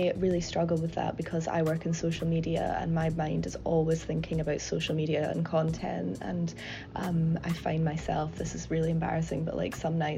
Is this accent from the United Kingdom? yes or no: yes; United Kingdom; I'm British